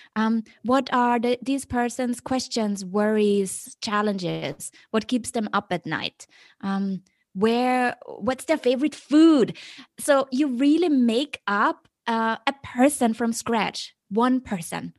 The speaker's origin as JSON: {"language": "English", "region": "Vienna", "country": "Austria", "tie": "born or raised there", "also_born_or_lived": "Beijing", "moved": "as an adult", "lives_now": "Hong Kong", "said": "I was always very, you know, happy growing up in Vienna."}